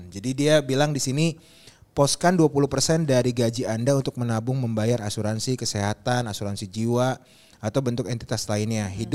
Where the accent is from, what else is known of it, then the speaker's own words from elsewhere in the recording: North Sumatra, Indonesia; Terus kalau tiba-tiba ya gue kan Batak dan bini gue kan dibatakan kemarin